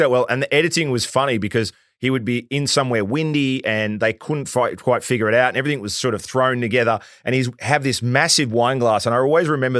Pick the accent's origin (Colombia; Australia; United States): Australia; being Australian